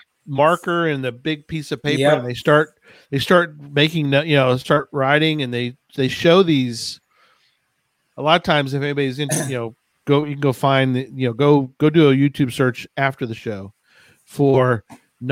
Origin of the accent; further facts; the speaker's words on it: New Jersey, United States; I'm from Jersey